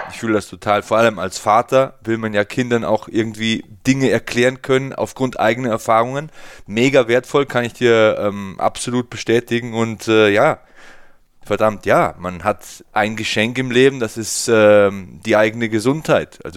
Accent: Bavaria, Germany; Ich bin auch im Land aufgewachsen, hier in der Nähe von Passau, Niederbayern.

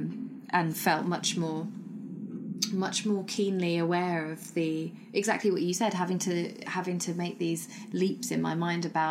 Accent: London, United Kingdom; So my heritage is Sri Lankan, but I grew up in Britain and that's how I define myself. But I grew up in London

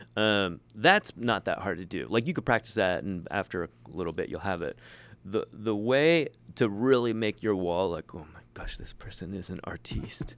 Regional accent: Ohio, United States; moved away; I, I'm from Ohio originally

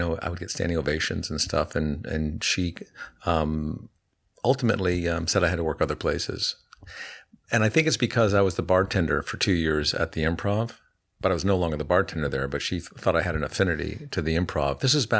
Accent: East Coast, United States; Well, what I did was I grew up on the East Coast and I checked out the New York club scene and it was terrifying.

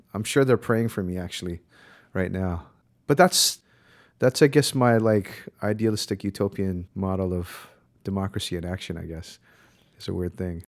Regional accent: Honolulu, Hawaii, United States; moved away as an adult; also born or lived in Berkeley, California; I was born and raised in Honolulu

